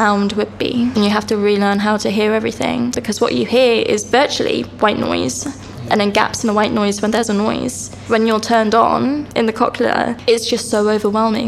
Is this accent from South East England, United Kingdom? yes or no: yes; Reading, South East England, United Kingdom; I grew up in Reading